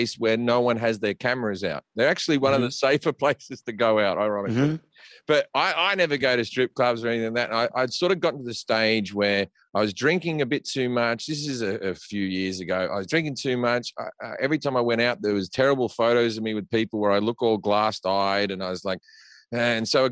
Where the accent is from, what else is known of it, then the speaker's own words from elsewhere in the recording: Australia; moved away as an adult; now in United States; guys I grew up with in Australia